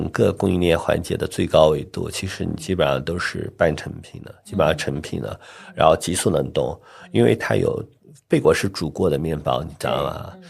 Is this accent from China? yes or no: yes; Northwest China, China; 我们西北人一定要加醋的，